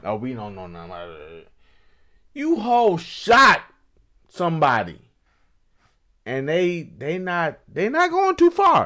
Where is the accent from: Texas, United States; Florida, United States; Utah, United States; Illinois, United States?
Illinois, United States; Chicago; I'm from Chicago where we don't have